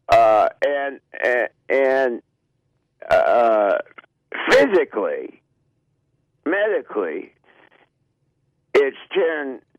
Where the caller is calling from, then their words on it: Los Angeles, California, United States; I'm in Los Angeles.